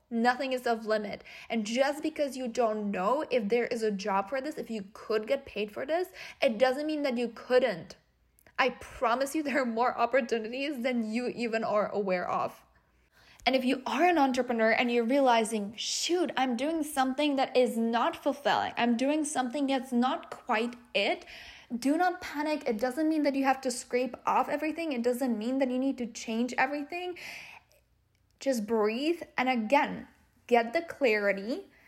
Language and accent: English; Czechia; moved away; we're obviously from the Czech Republic